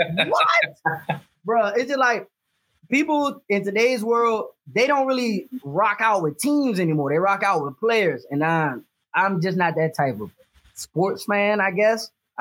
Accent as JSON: {"language": "English", "area": "the South", "region": "Southern United States", "country": "United States", "accent": "southern twang", "said": "I do have a southern twang"}